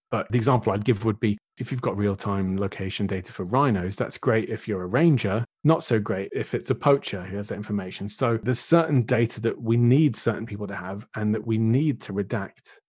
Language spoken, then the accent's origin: English; United Kingdom; being British